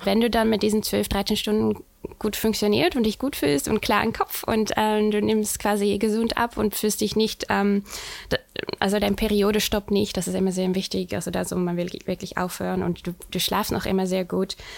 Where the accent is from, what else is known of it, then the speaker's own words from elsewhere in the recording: Netherlands; accent: Dutch; German is a second language; moved away as an adult; now in Hamburg, Germany; ich komme ursprünglich aus den Niederlanden